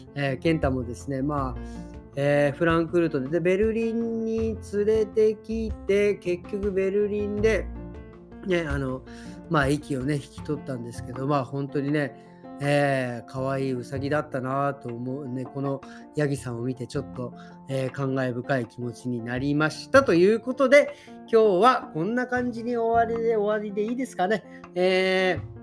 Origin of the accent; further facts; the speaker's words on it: Tokyo, Japan; now in Berlin, Germany; 僕、東京出身